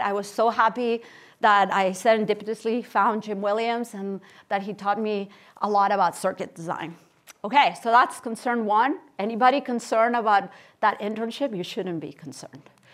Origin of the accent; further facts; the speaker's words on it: Barcelona, Catalonia, Spain; moved away as an adult; also born or lived in Kansas City, Missouri / Stanford, California; I was born in Barcelona, Spain, and I spent, uh, my childhood and my teenage years there.